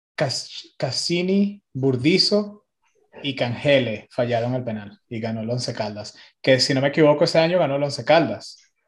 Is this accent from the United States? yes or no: yes; United States; como una persona que se crió aquí en Estados Unidos